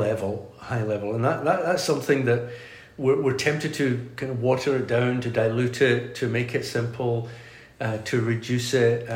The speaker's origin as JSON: {"language": "English", "town": "Glasgow", "region": "Scotland", "country": "United Kingdom", "tie": "born or raised there", "also_born_or_lived": "Aberdeen / Stornoway", "said": "I grew up in Glasgow and was, like I say, was the son of a pastor"}